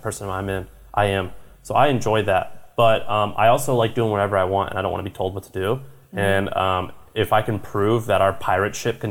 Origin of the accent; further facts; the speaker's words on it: Missouri, United States; I'm from Missouri